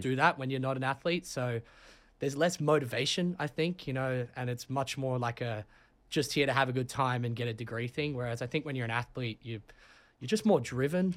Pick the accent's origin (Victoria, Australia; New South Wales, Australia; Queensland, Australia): New South Wales, Australia; Sydney; moved away as an adult; also born or lived in London, United Kingdom; now in New Haven, United States; I'm from Sydney, Australia, uh, born in London.